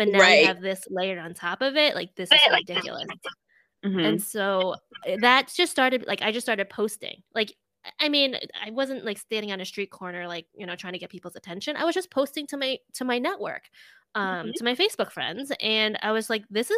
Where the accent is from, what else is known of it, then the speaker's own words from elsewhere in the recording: New Jersey, United States; moved away as an adult; also born or lived in New York / Boston; I'm Chinese American. I grew up in a pretty diverse area in New Jersey